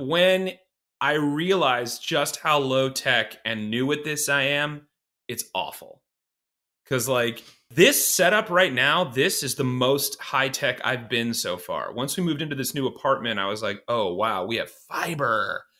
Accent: Iowa, United States; moved away as an adult; also born or lived in Boston / Los Angeles; I'm from Iowa originally

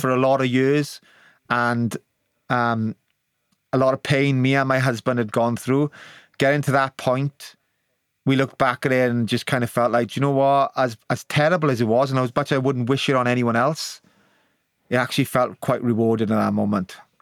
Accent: Wales, United Kingdom; the honour of being born Welsh

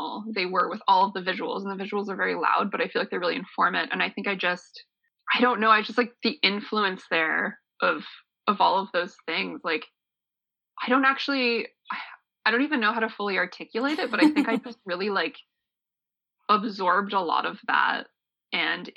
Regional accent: Niagara Falls, Ontario, Canada; I grew up in Niagara Falls, just like a stone's throw away from Clifton Hill

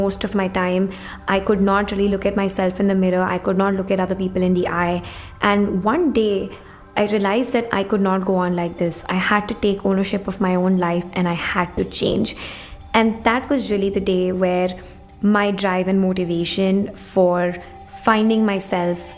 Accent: India; When I was growing up in India

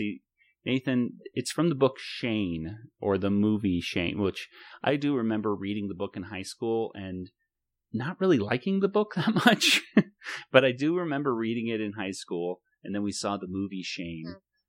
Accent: Southwest, United States; accent: a different type of Southern accent; But we're from the South, too, sort of. The Southwest.

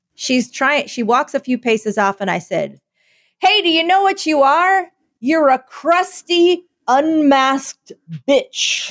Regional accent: Philadelphia, Pennsylvania, United States; I am from Philadelphia

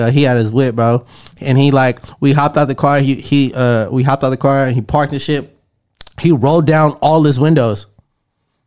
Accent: the Bay Area, California, United States; now in Los Angeles, United States; growing up in the Bay

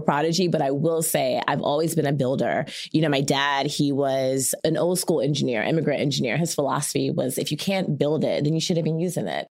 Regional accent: Chapel Hill, North Carolina, United States; moved away as an adult; also born or lived in Washington, D.C.; I was born in D C. My family's Caribbean, but I spent middle and high school in Chapel Hill, North Carolina

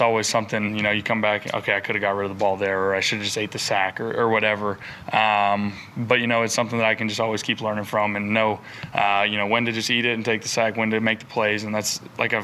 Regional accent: Raleigh, North Carolina, United States; I was born in Raleigh, so, you know, my dad and everyone kind of raised us as Wolfpack fans.

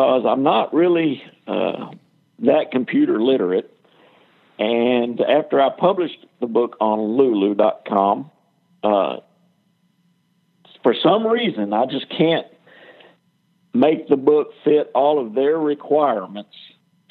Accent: Dallas, Texas, United States; I was born in Dallas, Texas, raised up all around this area

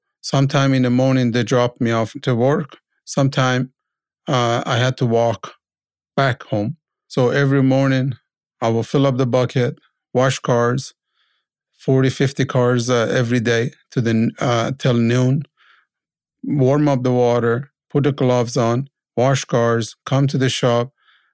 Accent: Iran; moved away as an adult; now in Canada; I was a mechanic from Iran

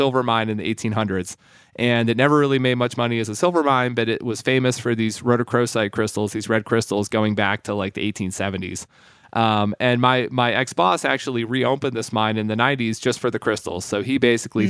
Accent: Sweden; moved away; I was born in Sweden. My father's side of my family is Swedish. My mom's American. You know, as a little kid in Sweden

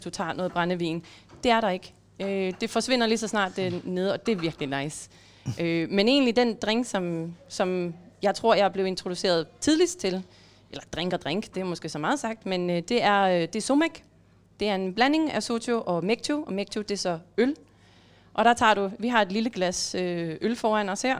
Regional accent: Denmark; jeg har hjemme i Danmark

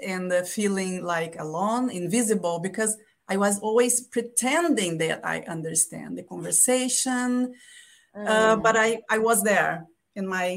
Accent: Brazil; first language Portuguese; English is a second language; moved away as an adult; also born or lived in Quebec, Canada; now in California, United States; I am from Brazil. And my native language is a Brazilian Portuguese.

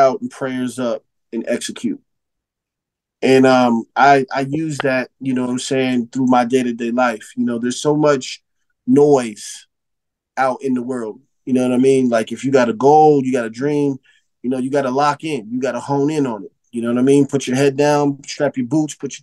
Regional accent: Phoenix, Arizona, United States; I come from Phoenix, Arizona. I come from a city that's not on the map like in LA or Chicago or New York and in Miami.

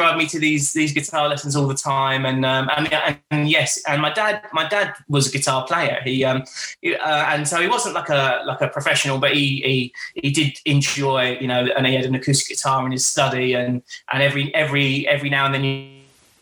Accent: South Woodham Ferrers, East of England, United Kingdom; I grew up in Essex in a small town called Southwood and Ferrers

